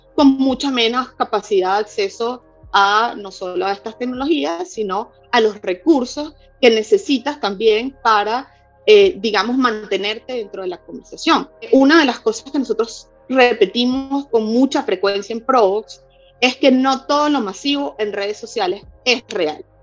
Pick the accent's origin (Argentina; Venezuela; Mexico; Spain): Venezuela; en Venezuela, que es de donde vengo